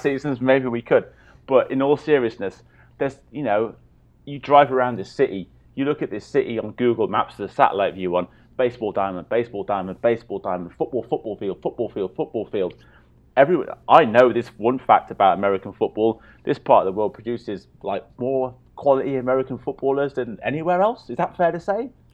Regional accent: Swansea, Wales, United Kingdom; moved away; I'm a Swansea boy

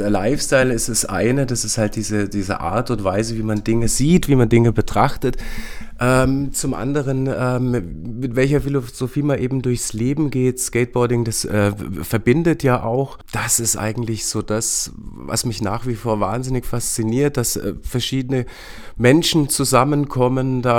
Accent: Berlin, Germany; ich bin in Weißensee aufgewachsen, in dieser Neubausiedlung, in der Rheinhaussiedlung

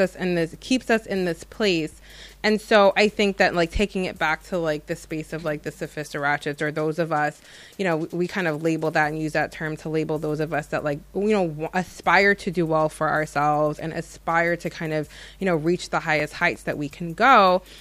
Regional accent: United States; having been born and raised in America

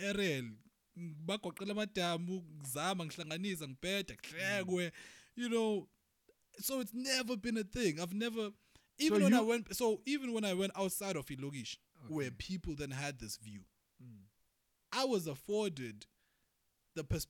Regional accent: South Africa; I grew up in Lokshini around weed smokers

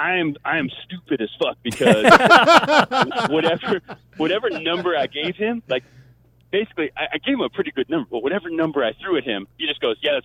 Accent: New England, United States; now in Ventura, United States; I'm from New England though, man.

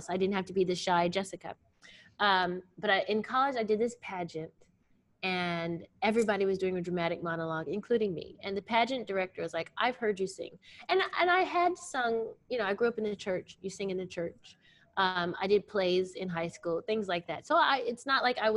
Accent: Virginia, United States; born there; also born or lived in Alabama; I was born in Virginia. I'm a Southern okay. girl.

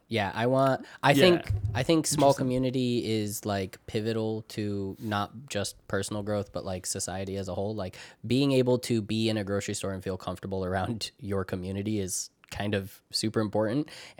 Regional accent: New York, United States; like for example, I'm from New York, right? But I am not from New York City.

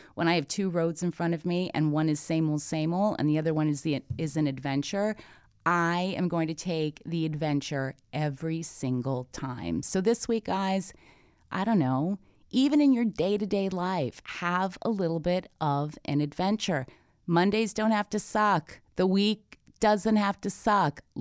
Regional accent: Toronto, Ontario, Canada; I'm Canadian born. I'm from Toronto. I understand concrete. I understand taxis. I understand subways. I mean, this is, you know, this is how I grew up

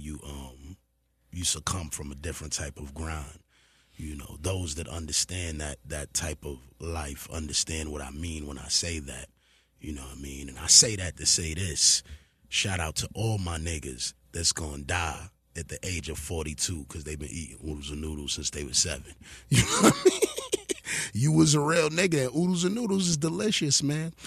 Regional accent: New York City, New York, United States; I'm from New York City

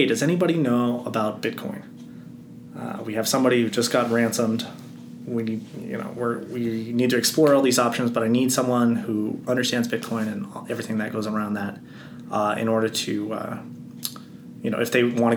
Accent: Flagstaff, Arizona, United States; moved away as an adult; also born or lived in Hawaii / Florida / Colorado; I grew up in this cold mountain town, and I hated the cold

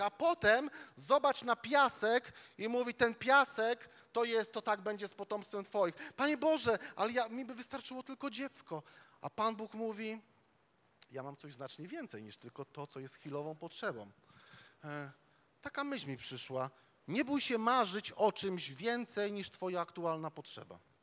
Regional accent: Łódź, Łódź Voivodeship, Poland; my, my tam z Łodzi, e, my, my z Łodzi

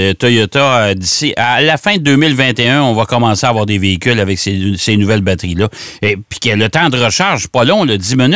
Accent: Trois-Rivières, Quebec, Canada; je m'en vais chez moi. Euh, dans mon patelin à Trois-Rivières

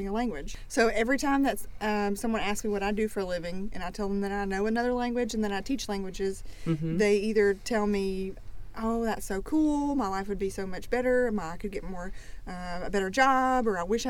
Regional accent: Tennessee, United States; also born or lived in Florence, Alabama; now in Tuscaloosa, United States; I'm originally from Tennessee, but I lived in Florence for a long time

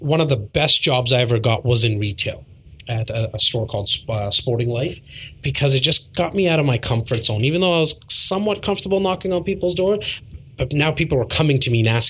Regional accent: Toronto, Ontario, Canada; Born and raised in Toronto.

